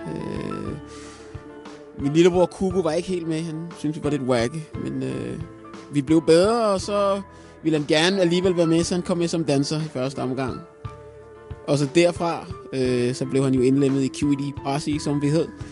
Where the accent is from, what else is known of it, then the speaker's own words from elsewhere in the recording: Kokkedal, Capital Region of Denmark, Denmark; Danish is a second language; voksede op i Kokkedal, som, og umiddelbart er Kokkedal Nordsjælland